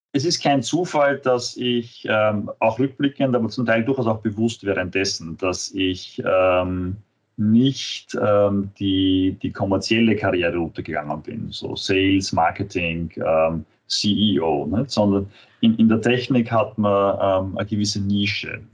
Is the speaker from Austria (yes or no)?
yes; Vienna, Austria; ich bin Wiener, ähm, Österreicher